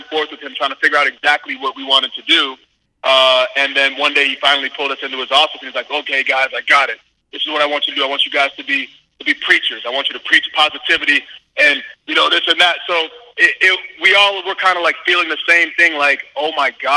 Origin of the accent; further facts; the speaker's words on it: Winchester, Massachusetts, United States; moved away; I grew up in Winchester, Massachusetts, and then I also went to Boston College